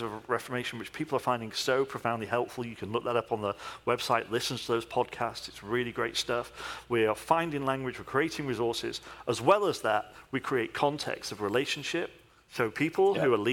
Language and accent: English; United Kingdom; I'm British